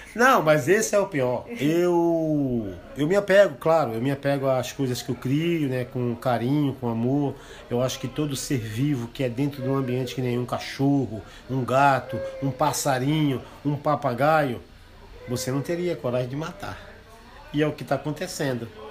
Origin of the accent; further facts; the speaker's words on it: Brazil; Eu sou indígena